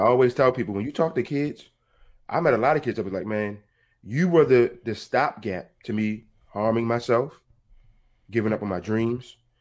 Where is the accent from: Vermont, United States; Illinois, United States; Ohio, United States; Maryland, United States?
Maryland, United States; Baltimore; I'm from Baltimore, Maryland.